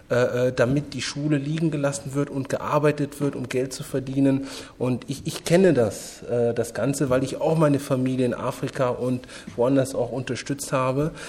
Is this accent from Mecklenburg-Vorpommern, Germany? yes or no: no; Bonn, North Rhine-Westphalia, Germany; Ich, meine, ich bin äh, in Bonn groß geworden. Mein erster Verein, nur um es kurz zu erwähnen, war der marokkanische Sportverein Bonn.